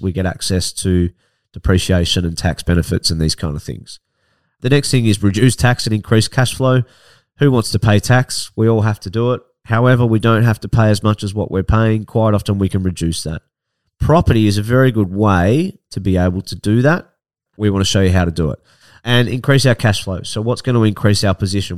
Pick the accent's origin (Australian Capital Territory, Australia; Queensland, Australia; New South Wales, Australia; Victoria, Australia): Victoria, Australia; Ocean Grove; also born or lived in Melbourne; I grew up in Barnheads and Ocean Grove